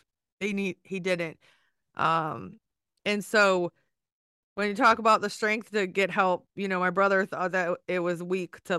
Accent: Maryland, United States; I'm from Maryland. So Virginia is our neighbor.

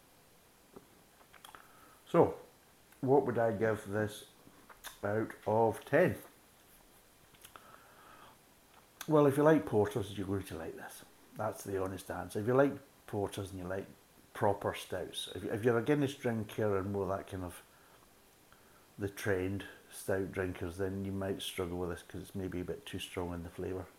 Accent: Scotland, United Kingdom; being a Scotsman

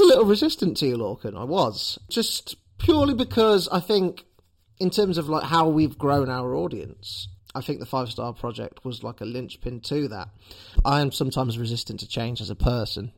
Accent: Leicester, East Midlands, United Kingdom; as a citizen of Leicester

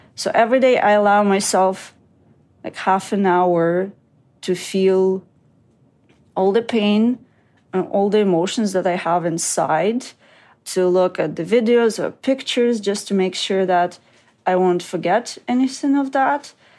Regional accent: Kyiv, Ukraine; moved away; in Kyiv, in my hometown

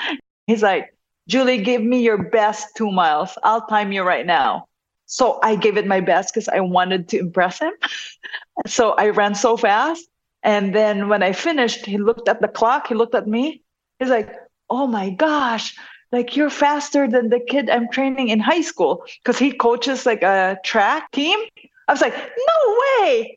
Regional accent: Bacolod, Western Visayas, Philippines; moved away as an adult; now in United States; I was born and raised in Negros Occidental, and I was in Bacolod for high school and college

